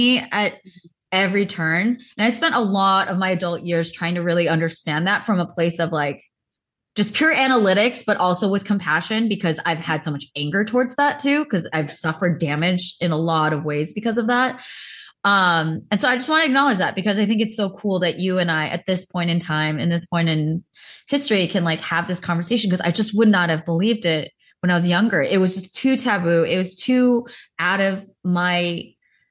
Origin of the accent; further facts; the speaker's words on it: United States; my context of being Korean American, I grew up very, very Baptist Christian